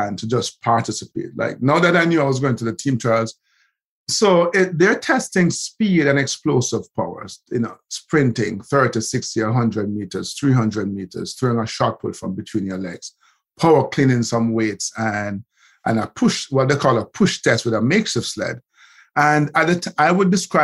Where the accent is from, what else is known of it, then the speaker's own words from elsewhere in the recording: Kingston, Jamaica; I ended up, you know, heading back to Kingston, and I grew up in Olympic Gardens